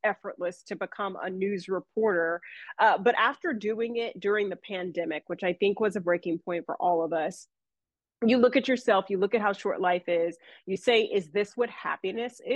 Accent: Atlanta, Georgia, United States; moved away as an adult; now in Raleigh, United States; born and raised in Atlanta, Georgia, came to Raleigh

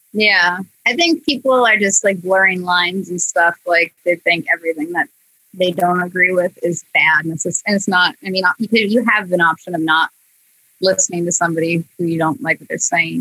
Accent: Clinton, Iowa, United States; moved away as an adult; also born or lived in Chicago suburbs, Illinois; now in Los Angeles, United States; that's where I grew up. It wasn't where I was born. I was born in Illinois, suburb of Chicago. But I moved to Clinton when I was like five and lived there

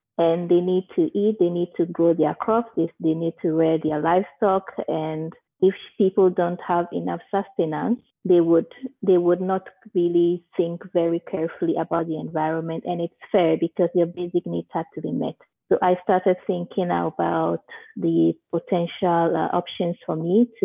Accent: a village in Volta region, Ghana; I am Ghanaian. I grew up in a village in Volta region

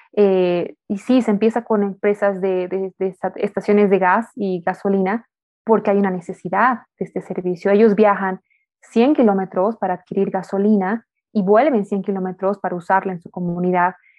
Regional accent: Bolivia; nosotros como bolivianos, como latinos

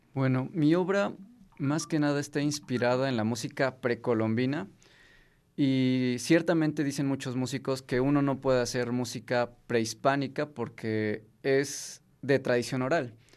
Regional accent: Mexico; si no fuera yo mexicano

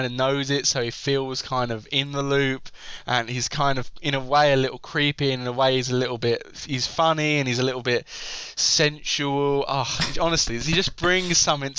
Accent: United Kingdom; as a British person

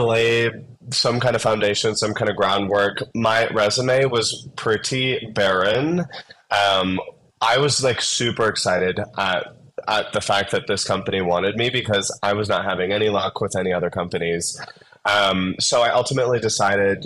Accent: South Dakota, United States; also born or lived in Phoenix; now in Denver, United States; I grew up in South Dakota

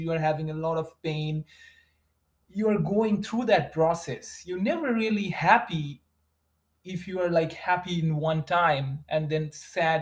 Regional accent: West Bengal, India; English is a second language; moved away as an adult; now in United States; I was a very, very like a small town kid, I would say. And it's in India, in West Bengal.

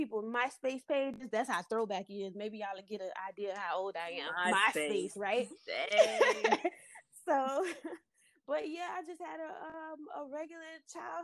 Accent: Florida, United States; I was born and raised in Florida.

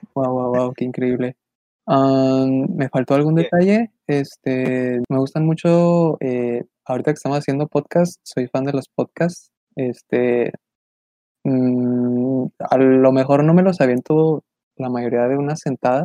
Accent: Ciudad Juárez, Chihuahua, Mexico; somos, somos de Ciudad Juárez

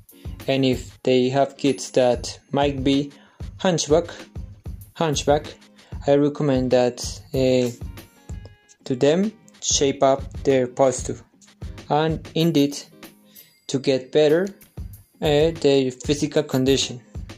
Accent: Abuja, Federal Capital Territory, Nigeria; I come from Abuja, Nigeria. I'm 22 years old

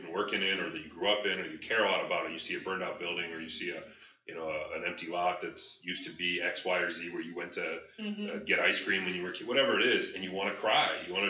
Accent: Detroit, Michigan, United States; You know, I grew up in the Northwest side of Detroit, in a very diverse culture. I mean, I was one of three white kids in my elementary school.

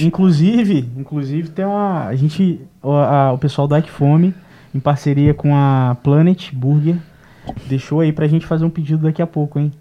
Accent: Barra do Piraí, Rio de Janeiro, Brazil; also born or lived in Porto Real; Eu sou de Barra do Piraí

